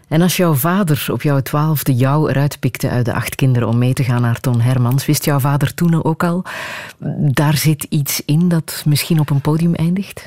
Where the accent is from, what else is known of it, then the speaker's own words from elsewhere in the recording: Flanders, Belgium; wij het horen als Vlamingen